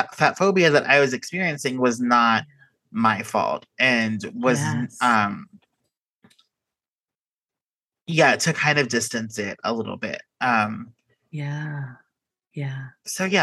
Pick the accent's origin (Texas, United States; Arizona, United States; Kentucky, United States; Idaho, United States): Texas, United States; Houston; moved away as an adult; now in California, United States; I grew up in the Houston suburbs